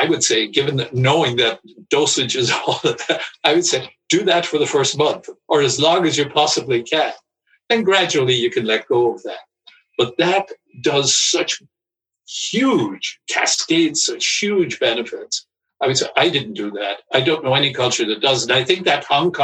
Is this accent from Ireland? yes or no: yes; Ireland; I grew up in Ireland